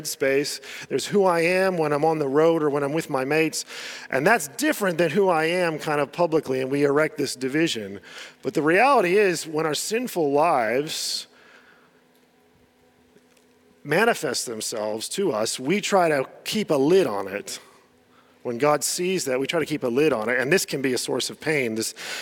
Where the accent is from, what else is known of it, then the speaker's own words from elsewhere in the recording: United States; moved away; I was growing up in the States